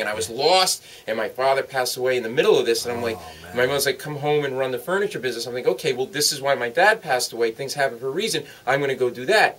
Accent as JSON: {"language": "English", "region": "Rhode Island", "country": "United States", "tie": "born or raised there", "also_born_or_lived": "New York City", "moved": "as an adult", "lives_now": "New York, United States", "said": "I grew up in Rhode Island, but I ended up in New York actually as a lawyer before."}